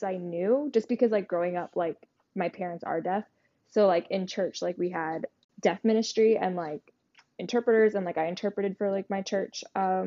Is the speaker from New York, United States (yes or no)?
yes; New York, United States; also born or lived in New Jersey; I was born and raised in New York